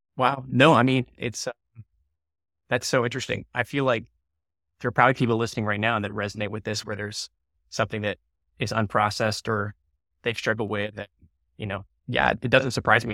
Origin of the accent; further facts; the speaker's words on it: United States; I'm from America, the U S